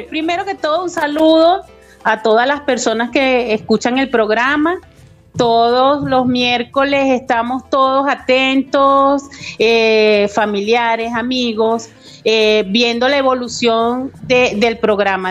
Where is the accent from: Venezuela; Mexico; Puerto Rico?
Venezuela